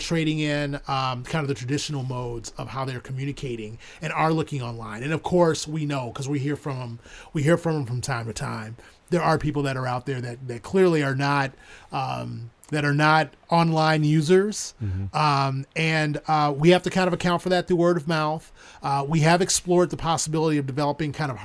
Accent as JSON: {"language": "English", "town": "Chicago", "region": "Illinois", "country": "United States", "tie": "born or raised there", "moved": "yes", "said": "growing up in Chicago, you know, I'm a transplant"}